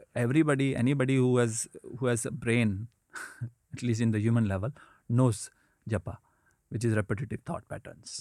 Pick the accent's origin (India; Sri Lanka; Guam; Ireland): India; when I was growing up in India